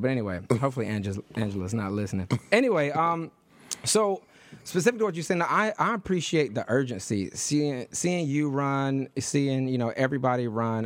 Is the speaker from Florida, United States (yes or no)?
no; Detroit, Michigan, United States; also born or lived in Harlem, New York; now in New York, United States; I was born, I was raised in Detroit